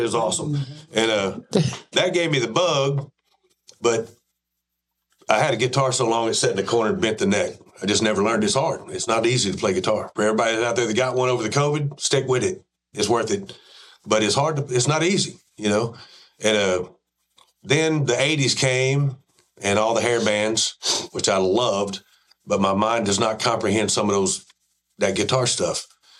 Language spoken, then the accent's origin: English; Waco, Texas, United States; also born or lived in Hubbard, Texas; I grew up in Waco, Texas.